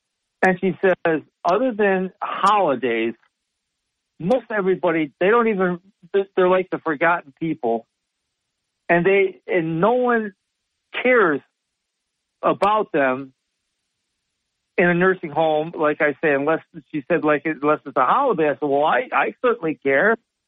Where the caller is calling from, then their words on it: Sidney, New York, United States; from Sydney, New York.